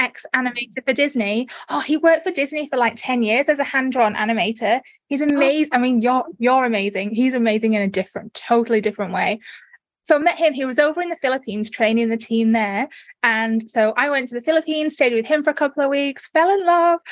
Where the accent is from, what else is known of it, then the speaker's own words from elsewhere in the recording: United Kingdom; accent: northern; moved away as an adult; also born or lived in North Derbyshire / Leeds; now in Australia; I was born in the Midlands, and then I, but most of my adult life I spent in North Derbyshire, near near the Manchester area